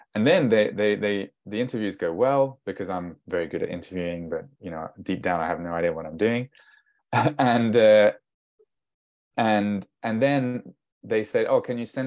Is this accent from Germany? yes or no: no; France; I'm half English, half Danish, but I was born and raised in France.